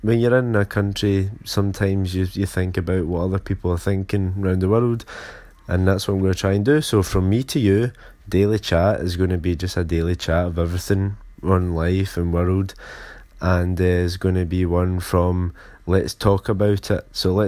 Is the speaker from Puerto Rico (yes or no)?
no; Glasgow, Scotland, United Kingdom; I'm from Glasgow, Scotland